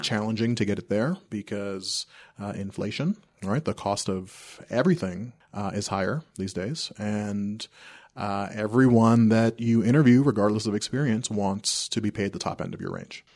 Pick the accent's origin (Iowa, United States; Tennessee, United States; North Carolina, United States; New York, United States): New York, United States; New York City; also born or lived in South America; now in Castle Rock, United States; I grew up in New York City. My family immigrated from South America, uh, when I was two